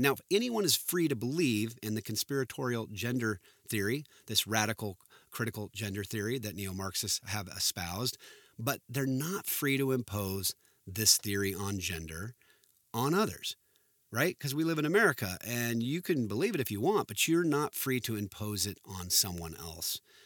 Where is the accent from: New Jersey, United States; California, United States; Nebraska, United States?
California, United States; Southern; I grew up in Southern California